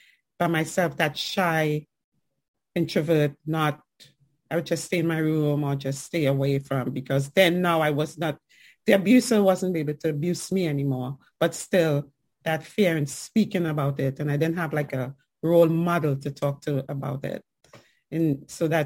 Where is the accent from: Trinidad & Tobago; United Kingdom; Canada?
Trinidad & Tobago; accent: island and New York accent; also born or lived in New York, United States; now in Fayetteville, United States; growing up in Trinidad and Tobago as a young woman